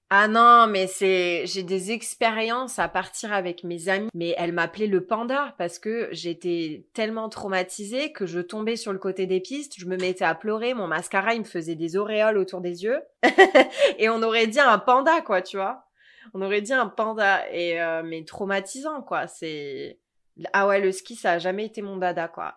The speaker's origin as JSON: {"language": "French", "town": "Sanary-sur-Mer", "region": "Provence-Alpes-Côte d'Azur", "country": "France", "tie": "born or raised there", "moved": "as an adult", "lives_now": "Sacramento, United States", "said": "je viens de Sanary-sur-Mer, un petit village, un petit port de pêcheurs euh, à quoi 45, une heure de Marseille"}